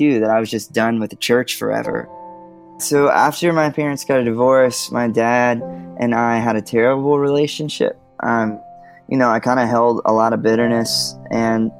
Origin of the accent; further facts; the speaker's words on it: Georgia, United States; now in Nashville, United States; I'm from Georgia originally, and I live in Nashville, Tennessee now with my wife and two little boys